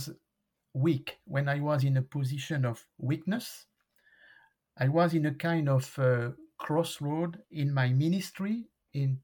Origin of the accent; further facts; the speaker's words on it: France; When I came back to France, I joined a church for 2 years